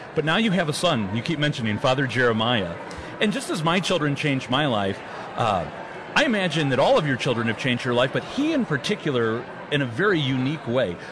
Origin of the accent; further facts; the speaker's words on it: St. Louis, Missouri, United States; my hometown of St. Louis